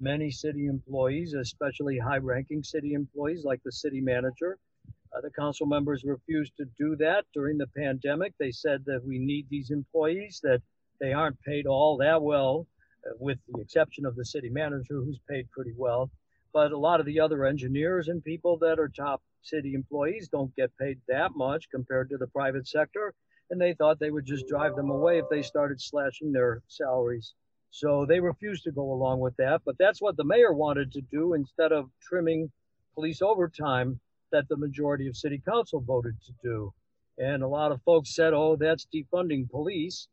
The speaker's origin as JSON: {"language": "English", "town": "Chicago", "region": "Illinois", "country": "United States", "tie": "born or raised there", "moved": "yes", "lives_now": "Dallas, United States", "said": "We grew up there"}